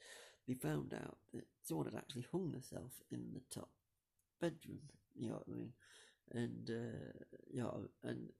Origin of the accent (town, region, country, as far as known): Buxton, East Midlands, United Kingdom; born or raised there